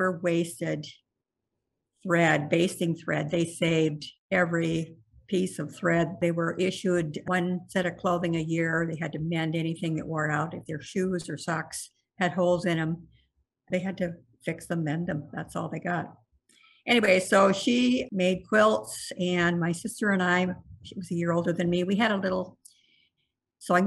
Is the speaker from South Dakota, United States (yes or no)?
yes; South Central South Dakota, United States; now in Savage, Minnesota, United States; I grew up on a farm in South Central South Dakota